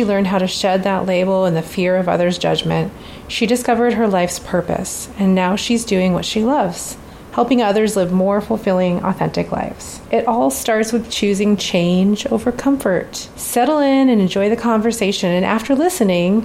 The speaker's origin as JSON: {"language": "English", "region": "Alaska", "country": "United States", "moved": "yes", "lives_now": "Pacific Northwest, United States", "said": "I'm from Alaska"}